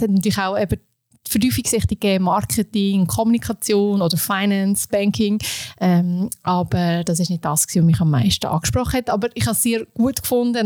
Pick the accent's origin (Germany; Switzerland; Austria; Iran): Switzerland; Beinwil am See, Aargau; also born or lived in Indonesia; now in Aarau, Switzerland; Ich komme ursprünglich aus dem Aargau, ähm, aus Beinwil am See. Dort bin ich aufgewachsen